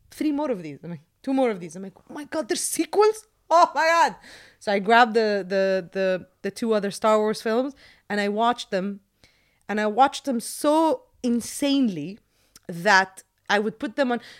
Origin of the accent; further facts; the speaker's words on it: Jordan; This was the case when I was growing up in Jordan.